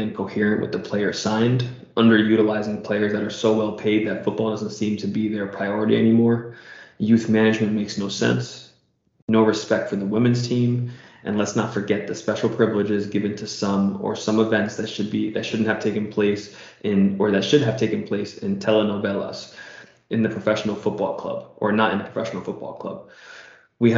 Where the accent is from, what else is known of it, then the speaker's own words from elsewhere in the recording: United States; as an American